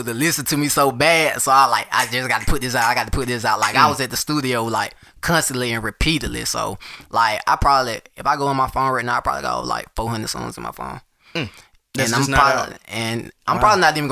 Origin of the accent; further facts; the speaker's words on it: Alabama, United States; I'm from Alabama